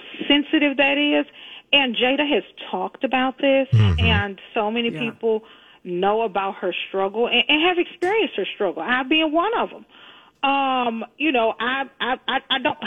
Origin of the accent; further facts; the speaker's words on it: Houston, Texas, United States; moved away; I am from Fifth Ward, Texas, a proud resident of the Nickel